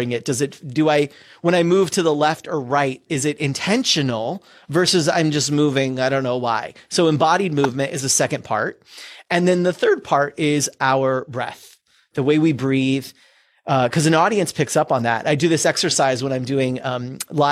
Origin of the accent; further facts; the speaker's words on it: California, United States; I grew up in California.